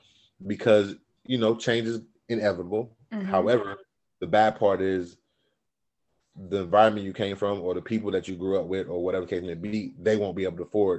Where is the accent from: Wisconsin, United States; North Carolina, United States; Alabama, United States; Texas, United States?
North Carolina, United States; Raleigh; also born or lived in Lumberton, North Carolina; But I was really raised in Raleigh, so I'm a Raleigh raised boy.